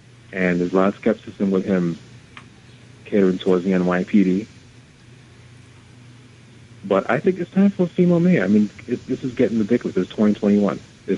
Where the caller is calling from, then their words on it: Parkchester, New York, United States; I'm from Parkchester.